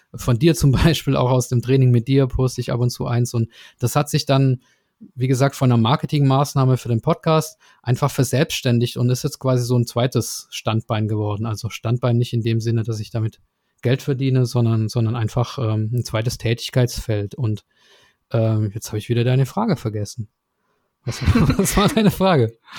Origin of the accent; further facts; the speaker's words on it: Swabia, Germany; ich komme ja aus dem Schwäbischen